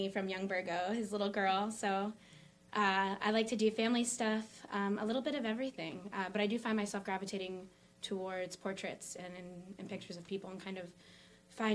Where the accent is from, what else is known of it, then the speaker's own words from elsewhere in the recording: Wilkes-Barre, Pennsylvania, United States; I grew up here in South Wilkes-Barre. I've lived here most of my life.